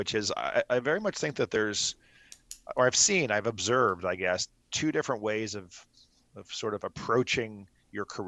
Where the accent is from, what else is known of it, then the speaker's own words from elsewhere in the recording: Miami, Florida, United States; I grew up in Miami, Florida